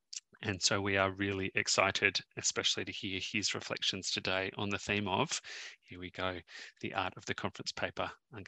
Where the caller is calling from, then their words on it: Sydney, New South Wales, Australia; I'm zooming in from Gadigal land in the inner west of Sydney